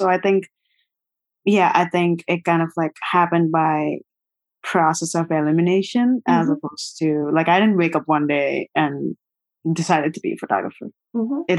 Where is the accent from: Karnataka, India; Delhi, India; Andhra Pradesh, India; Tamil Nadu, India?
Andhra Pradesh, India; Vijayawada; moved away as an adult; also born or lived in Guntur, India; now in Brooklyn, United States; I was born in Guntur, Andhra Pradesh, India, and my family is from Vijayawada, South India. I grew up in Vijayawada.